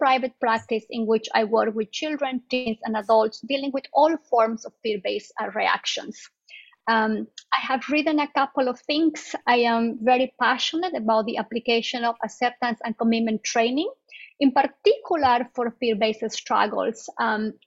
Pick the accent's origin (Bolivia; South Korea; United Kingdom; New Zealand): Bolivia; moved away as an adult; now in United States; I am originally from Bolivia, South America, and I came to the States, I think, in 2001.